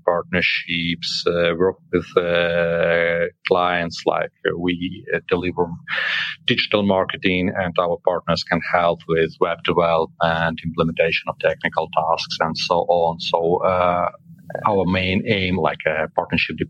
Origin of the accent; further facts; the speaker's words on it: Kharkiv, Kharkiv Oblast, Ukraine; English is a second language; moved away as an adult; also born or lived in western Ukraine; The second biggest office is in Kharkiv. It's my native city, and I had to relocate from Kharkiv